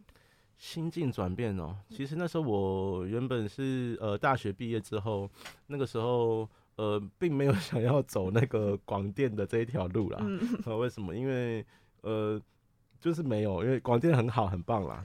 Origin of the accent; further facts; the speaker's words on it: Taipei, Taiwan; 我是东区人，哦，我从小就在这边出生长大